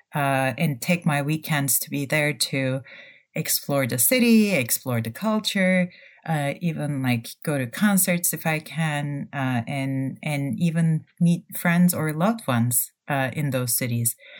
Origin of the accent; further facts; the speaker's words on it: Turkey; moved away; also born or lived in Ann Arbor, Michigan, United States / Germany; I'm originally from Turkey